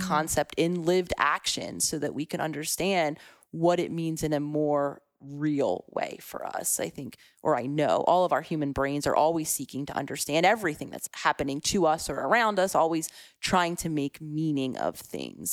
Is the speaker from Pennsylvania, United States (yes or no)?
yes; Philadelphia, Pennsylvania, United States; I was very much a city girl at heart, born and raised in Philadelphia